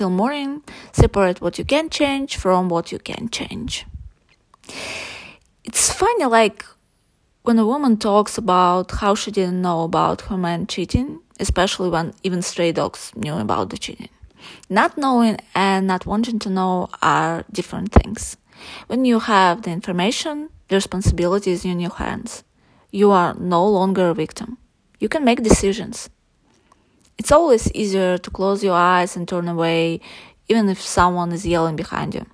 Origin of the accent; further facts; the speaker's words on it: Buryatia, Russia; I was born and raised in Buryatia. It's a republic in Russia